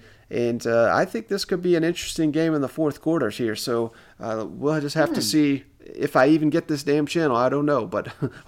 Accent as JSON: {"language": "English", "region": "East Tennessee", "country": "United States", "tie": "born or raised there", "said": "where I grew up there in East Tennessee"}